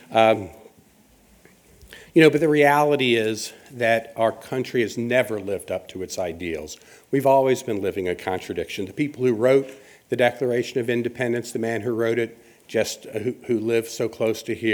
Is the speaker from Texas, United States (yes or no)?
no; Alabama, United States; This is from my home state of Alabama